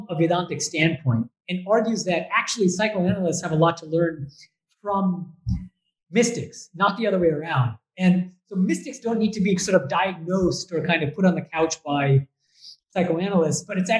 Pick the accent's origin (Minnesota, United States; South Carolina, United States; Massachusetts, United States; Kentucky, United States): Massachusetts, United States; Boston; moved away as an adult; also born or lived in Berkeley / Oxford / Germany; now in India; I don't know if you can tell from my accent, but I'm actually from the U.S. So I was born and raised in Boston.